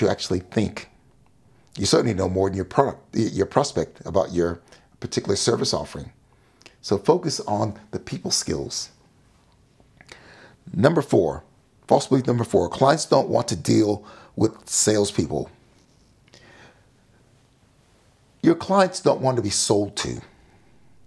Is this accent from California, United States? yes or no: yes; Sacramento, California, United States; When I was growing up in Sacramento, California, as a young child